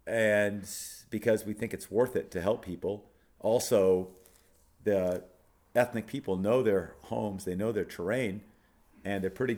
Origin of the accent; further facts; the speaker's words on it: Thailand; So I grew up in Thailand as a child of missionaries. My mother and father are still there.